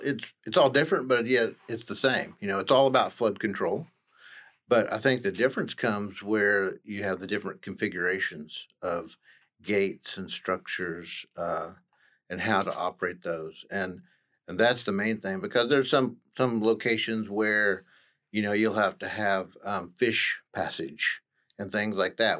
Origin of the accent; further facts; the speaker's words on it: Stillwater, Oklahoma, United States; I'm actually, uh, born and raised in Stillwater